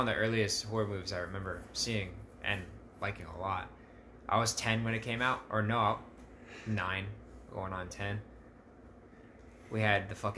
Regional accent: Colorado, United States; I'm from Colorado

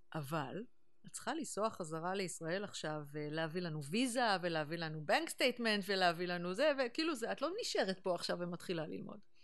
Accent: Neve Monosson, Central District, Israel; moved away as an adult; also born or lived in New York, United States; באתי מנווה מונוסון, וכשהייתי בת חמש, אימא שלי קיבלה המלצה לקחת אותי לשיעורי מוזיקה בתל אביב

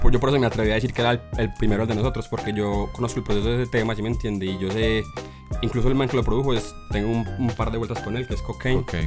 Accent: Caldas, Antioquia, Colombia; yo soy de Caldas

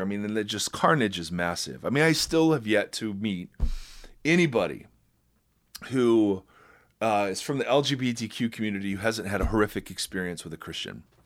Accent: Ohio, United States; I'm white and I'm from Ohio.

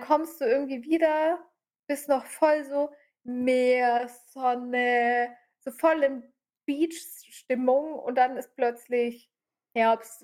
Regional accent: Swabia, Germany; wie man bei uns im Schwabenland sagt

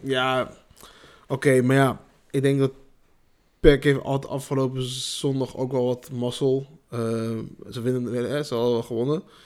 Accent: Nijmegen, Gelderland, Netherlands; trots om een Nijmegen, Nijmegenaar te zijn. Je durft ook als je in een andere stad bent te zeggen van, ja, ik kom uit Nijmegen.

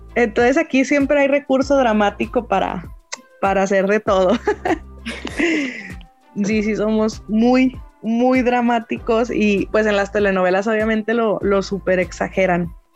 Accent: Mexico; yo soy de México

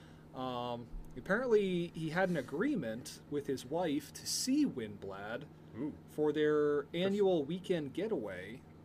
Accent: United States; I'm American.

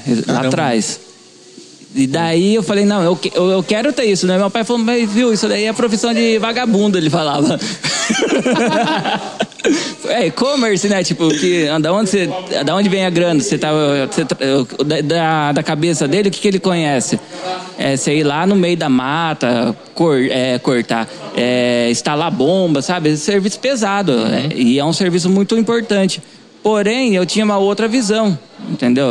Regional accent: Avaré, São Paulo, Brazil; eu sou de Avaré mesmo, nascido aqui, família inteira daqui

